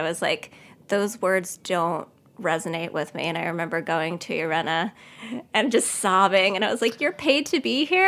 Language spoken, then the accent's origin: English; Cedarhurst, New York, United States; I grew up in Cedarhurst, which is in the Five Towns